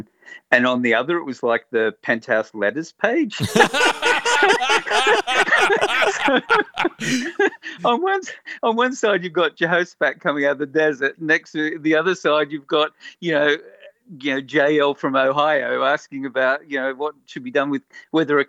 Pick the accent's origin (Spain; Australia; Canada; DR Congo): Australia; Sydney, New South Wales; moved away; I'm originally from Sydney.